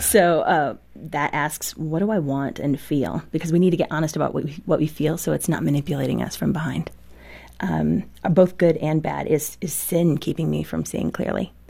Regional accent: Midwest, United States; I grew up in the Midwest

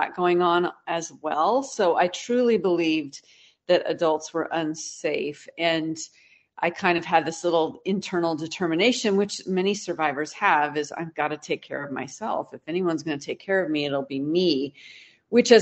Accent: Pacific Northwest, United States; now in Texas, United States; I grew up in the Pacific Northwest

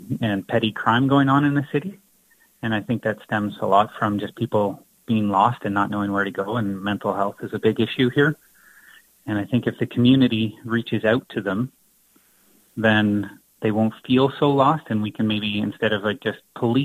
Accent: Lucan, Ontario, Canada; moved away as an adult; also born or lived in Sault Ste. Marie, Ontario; now in Moose Jaw, Canada; I was originally from Lucan, Ontario, so it's like close to London, Ontario

